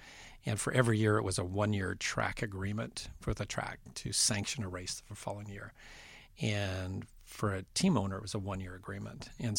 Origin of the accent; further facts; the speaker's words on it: Western Canada, Canada; I remember being a fan growing up in Western Canada